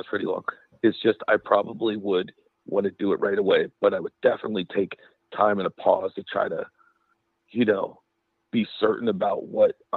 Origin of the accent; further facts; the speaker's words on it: Pittsburgh, Pennsylvania, United States; moved away; originally I'm from Pennsylvania. I'm from Pittsburgh